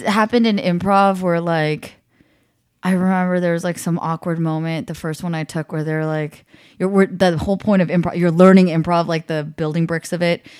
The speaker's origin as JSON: {"language": "English", "town": "Los Angeles", "region": "California", "country": "United States", "said": "as a Californian"}